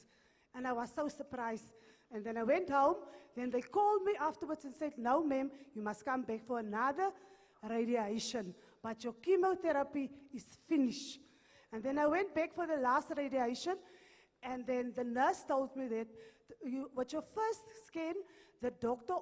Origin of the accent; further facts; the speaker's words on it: Morokweng, North West, South Africa; I'm from Morokweng in the Northwest.